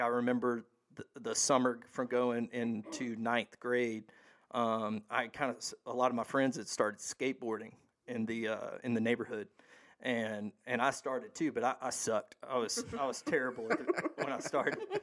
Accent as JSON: {"language": "English", "town": "Hattiesburg", "region": "Mississippi", "country": "United States", "tie": "born or raised there", "said": "I'm from Hattiesburg, Mississippi, originally. Um, I was born and raised there"}